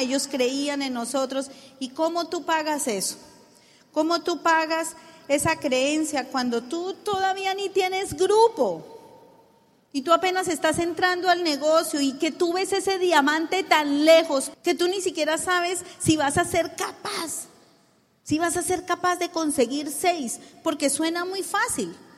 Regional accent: Colombia; decimos en Colombia

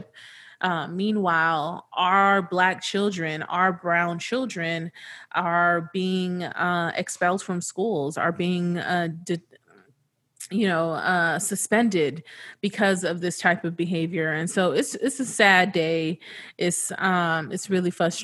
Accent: California, United States; now in New Orleans, United States; I'm from California

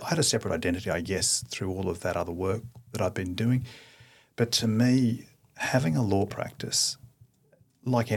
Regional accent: Queensland, Australia; born or raised there; also born or lived in Darwin, Australia / Toowoomba, Australia / Emerald, Australia

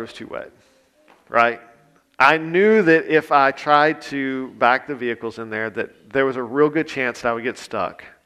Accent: Grant Parish, Louisiana, United States; I grew up in Grant Parish

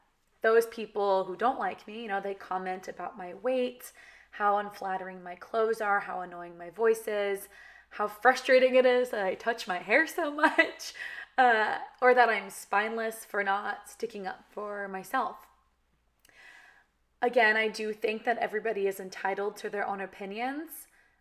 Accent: California, United States; accent: valley girl; but I was raised in California, kind of talk like a valley girl. Like that's just how I was raised to talk.

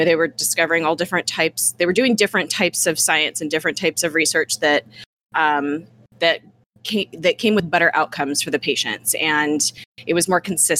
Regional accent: United States; we're American here

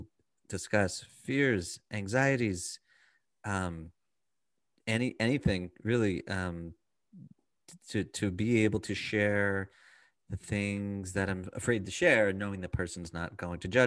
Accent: Baltimore, Maryland, United States; I'm from Baltimore. I used to go to the Oriole games and everything

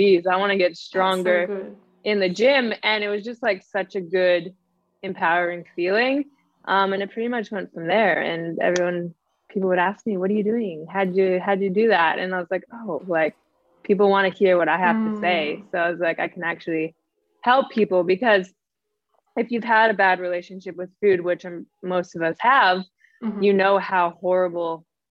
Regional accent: Canada; now in Australia; I'm Canadian. I live in Australia

